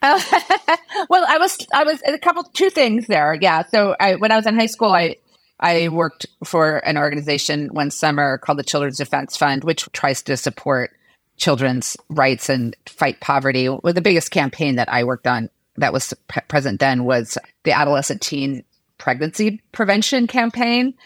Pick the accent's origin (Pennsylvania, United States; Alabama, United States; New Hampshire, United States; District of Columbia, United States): District of Columbia, United States; Washington; grew up in Washington, D C